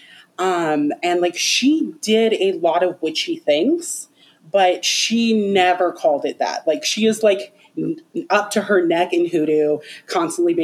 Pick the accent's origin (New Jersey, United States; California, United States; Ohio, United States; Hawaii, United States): Hawaii, United States; I'm Hawaiian and we do have like a strong tradition of like weaving and like knot work